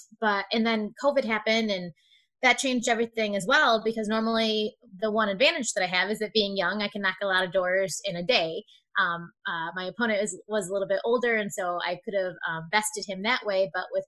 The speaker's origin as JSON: {"language": "English", "area": "Saginaw County", "region": "Michigan", "country": "United States", "tie": "born or raised there", "said": "lifetime resident of Saginaw County."}